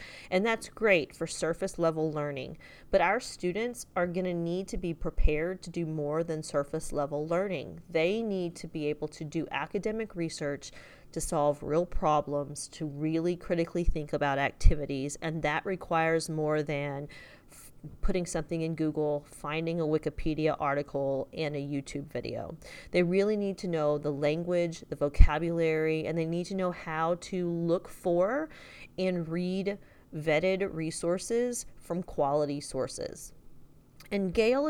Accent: Texas, United States; I'm from Texas

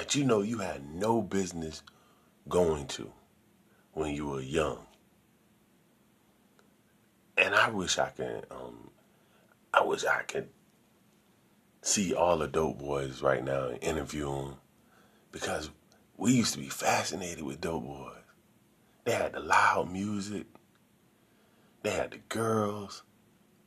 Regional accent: Sarasota, Florida, United States; I'm from Sarasota.

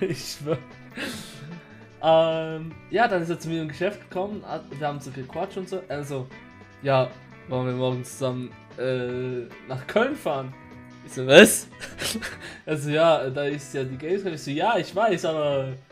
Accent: Switzerland; also born or lived in Kurdistan; ich bin in der Schweiz aufgewachsen

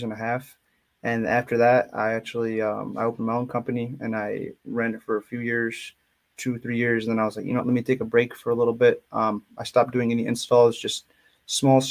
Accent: Dearborn, Michigan, United States; I'm outside of Detroit. It's called a city called Dearborn, but like ethnicity wise, my family, they actually immigrated from Yemen

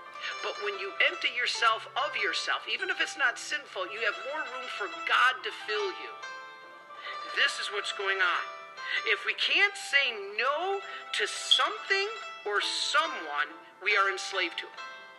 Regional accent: Detroit, Michigan, United States; I love soda. I'm from Detroit, especially Faygo. That's like my favorite thing in the whole world.

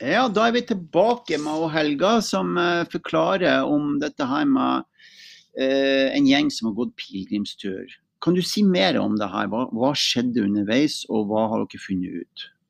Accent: Mosjøen, Nordland, Norway; moved away; Jeg kommer jo også fra Helgeland, da, fra Mosjøen. Uh, opprinnelig

